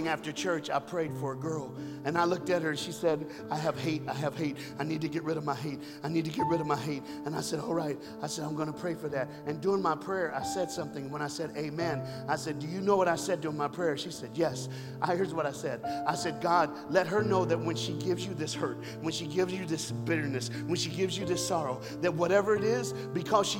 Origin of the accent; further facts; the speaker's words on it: United States; I'm an American